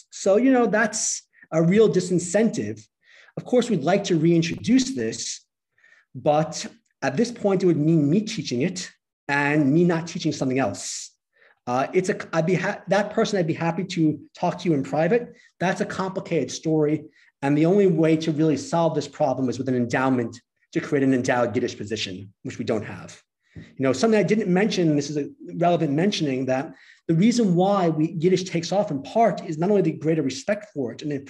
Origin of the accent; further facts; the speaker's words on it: United States; now in Canada; I'm an American, but I've been in Canada for a long time.